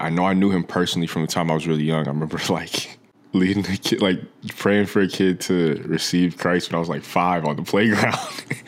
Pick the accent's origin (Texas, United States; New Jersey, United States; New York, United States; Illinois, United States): New Jersey, United States; moved away as an adult; now in Los Angeles, United States; I grew up in New Jersey for, from the time I was, like, three through eighteen when I went, uh, went off to college